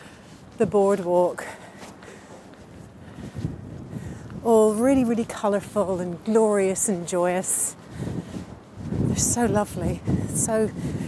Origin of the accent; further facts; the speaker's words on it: Dublin, Leinster, Ireland; also born or lived in London / Los Angeles; now in Hove, United Kingdom; when I was growing up in Ireland. We lived very close to a park called the Phoenix Park in Dublin.